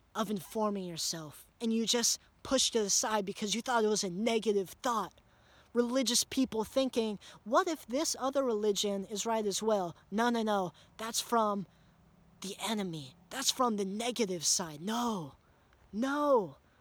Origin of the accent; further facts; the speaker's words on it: United States; growing up in America